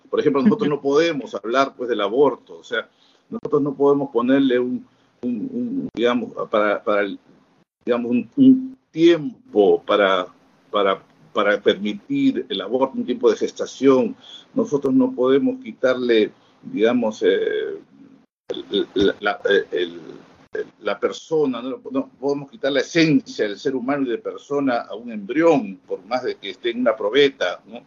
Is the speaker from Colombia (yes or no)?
no; Peru; somos del Perú